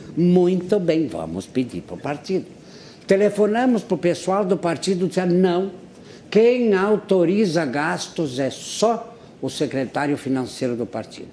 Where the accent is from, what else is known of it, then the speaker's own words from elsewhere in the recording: Anta Gorda, Rio Grande do Sul, Brazil; em Antagorda, doutor Ricardo, que é a minha terra natal